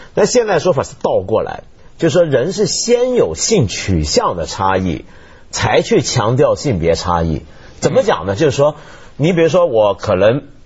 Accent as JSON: {"language": "Chinese", "region": "Guangdong", "country": "China", "said": "所以你用我们广。广东话讲，我们广东人常常，香港人常常说一句话"}